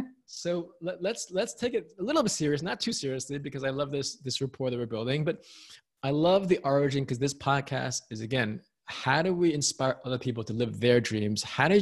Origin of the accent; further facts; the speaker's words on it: New York City, New York, United States; I don't know if you grew up in New York City, but I grew up in New York City, but I also worked on Wall Street at American Express.